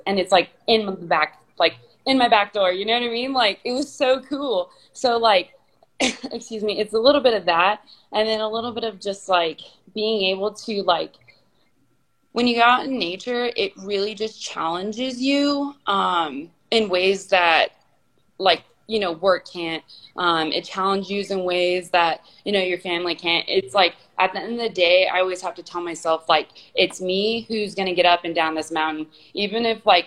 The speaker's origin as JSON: {"language": "English", "town": "Garden Grove", "region": "California", "country": "United States", "tie": "born or raised there", "said": "I grew up in California"}